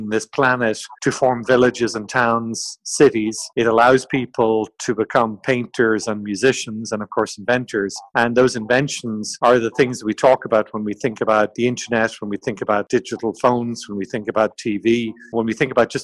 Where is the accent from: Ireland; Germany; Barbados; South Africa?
Ireland; moved away as an adult; also born or lived in France / Brazil / Italy; I grew up, as you can tell from my accent, in Ireland